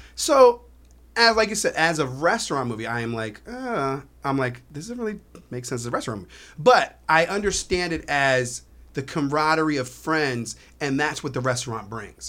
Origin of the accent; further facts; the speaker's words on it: Herndon, Virginia, United States; now in South Florida, United States; when I was growing up in Virginia, we had a spot in Herndon